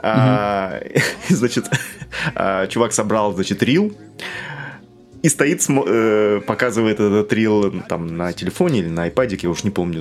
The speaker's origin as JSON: {"language": "Russian", "town": "Norilsk", "region": "Krasnoyarsk Krai", "country": "Russia", "tie": "born or raised there", "said": "я вырос в Норильске, у нас снег в сентябре выпадал и лежал до июля"}